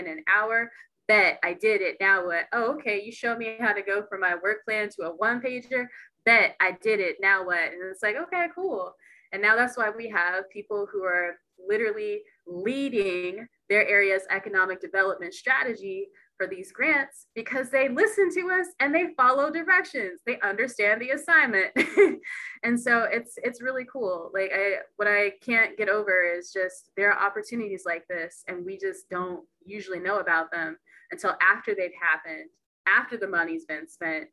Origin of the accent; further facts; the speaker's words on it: Texas, United States; now in Seattle, United States; I'm originally from Texas